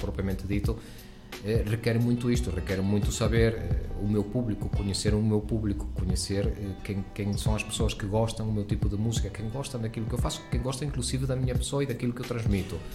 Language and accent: Portuguese; Venezuela; now in Portugal; embora eu sou venezuelano, os meus pais são portugueses